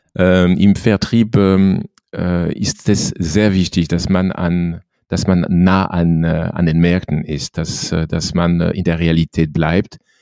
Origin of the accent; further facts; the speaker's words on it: Normandy, France; German is a second language; moved away as an adult; now in Germany; Ich, äh, ich bin gebürtig Franzose. Meine Familie kommt aus der Normandie, äh, nicht sehr weit von der Küste eigentlich, also die Region von Fécamp, Le Havre